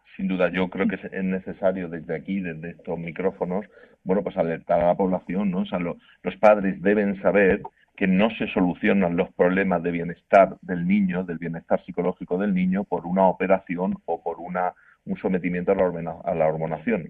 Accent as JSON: {"language": "Spanish", "town": "Murcia", "region": "Region of Murcia", "country": "Spain", "said": "yo soy de Murcia y en Murcia se dice estamos matando moscas a cañonazos"}